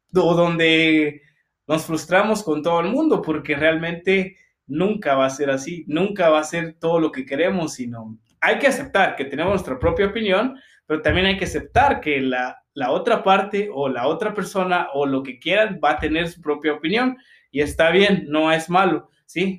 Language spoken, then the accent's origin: Spanish; Guatemala; cómo somos los chapines